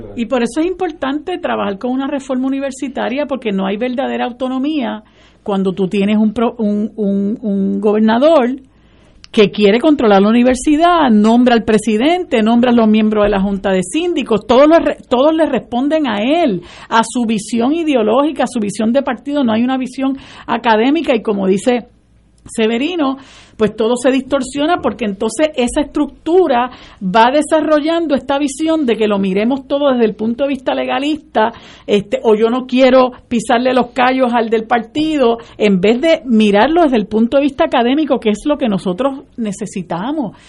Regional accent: Puerto Rico

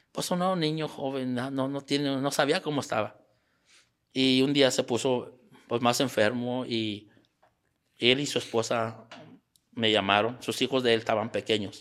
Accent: Mexico; moved away as an adult; also born or lived in San Antonio, Texas / Querétaro; now in United States; tuve que regresar a, al pueblo donde yo nací, ahí donde, donde me crié

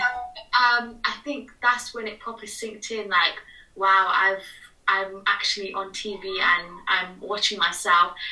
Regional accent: United Kingdom; I'm British Nepali, like I was born here

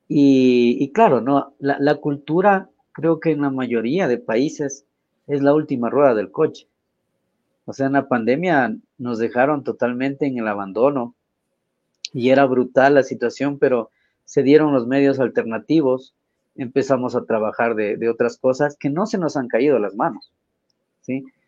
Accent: Quito, Pichincha, Ecuador; como sociedad ecuatoriana

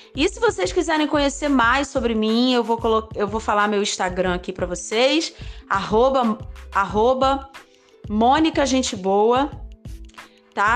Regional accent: Belo Horizonte, Minas Gerais, Brazil; eu sou de BH, Minas Gerais

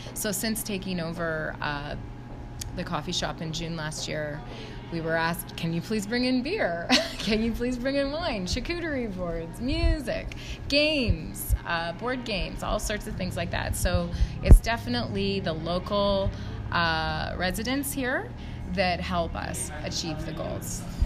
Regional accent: West Coast, Canada; also born or lived in Vancouver; now in Whistler, Canada; I was born and raised on the West Coast, so I'm a West Coast girl.

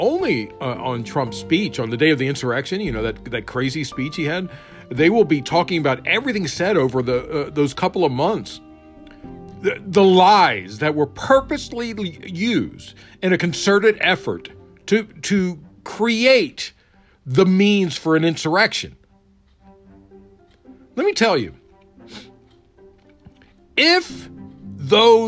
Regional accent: Prince George's County, Maryland, United States; I grew up in Prince George's County, Maryland.

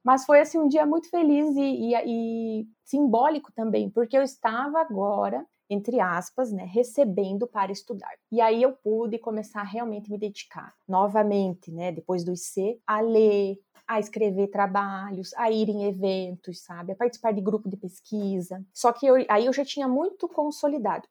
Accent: Passo Fundo, Rio Grande do Sul, Brazil; also born or lived in Cruz Alta; eu sou de uma cidade chamada Cruz Alta, que é lá no Rio Grande do Sul, mas eu nasci e já me mudei para Passo Fundo, então eu sempre falo que eu sou de Passo Fundo.

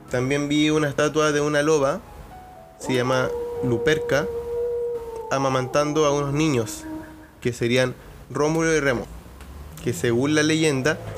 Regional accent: Chile; soy chileno y tengo mentalidad de chileno

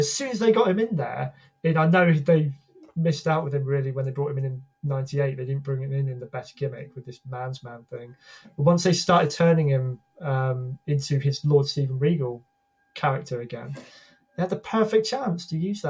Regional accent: United Kingdom; as a Brit

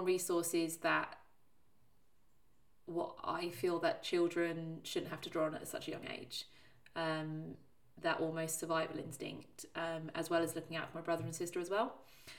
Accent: Plymouth, South West England, United Kingdom; I was born in Plymouth, which is the bottom of England

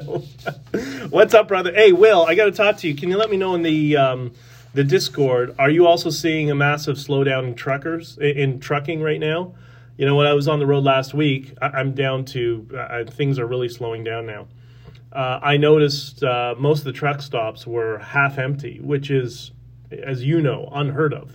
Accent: Toronto, Ontario, Canada; I grew up in York Mills in the 80s and 90s

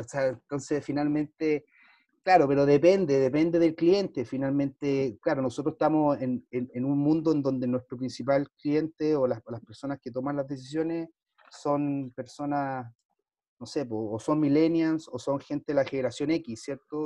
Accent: Chile; soy chileno

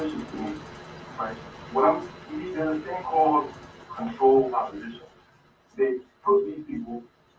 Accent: New York City, New York, United States; being born and raised in New York City is extremely racist and segregated.

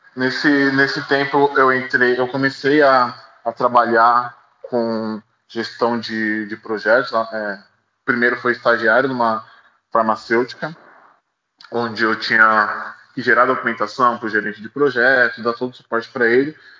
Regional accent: São Paulo, Brazil; nascido e criado na Zona Leste de São Paulo

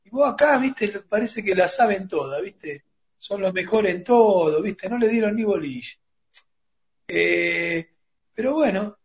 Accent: Argentina; nosotros como argentinos

